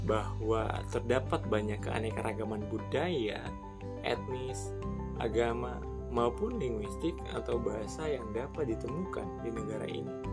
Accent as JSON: {"language": "Indonesian", "town": "Nabire", "region": "Central Papua", "country": "Indonesia", "said": "Saya berasal dari Nabire, Papua."}